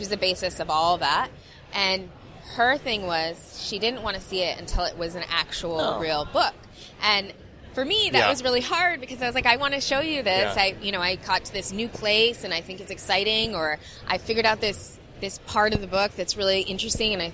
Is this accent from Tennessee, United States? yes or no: no; Southern California, United States; also born or lived in India; we grew up in Southern California in a humongous Indian community.